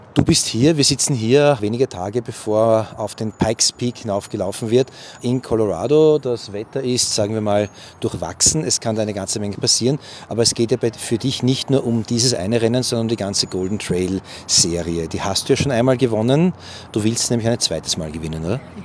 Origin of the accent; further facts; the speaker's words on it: Vienna, Austria; ich als Wiener weiß, wir Wiener tanzen immer Walzer